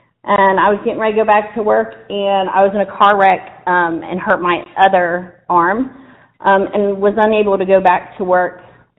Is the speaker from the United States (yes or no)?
yes; Dayton, Ohio, United States; moved away as an adult; now in Clear Fork Valley, United States; I actually wasn't raised in the South. I was raised in Dayton, Ohio. I've been here in the Clear Fork Valley for about going on 13 years.